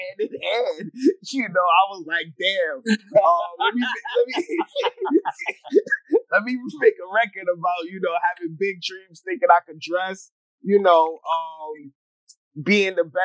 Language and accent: English; Philadelphia, Pennsylvania, United States; I'm from Philly